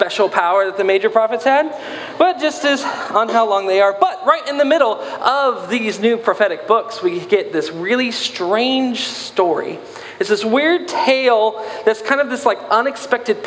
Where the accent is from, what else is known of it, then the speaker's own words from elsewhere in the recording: the South, United States; I'm from the South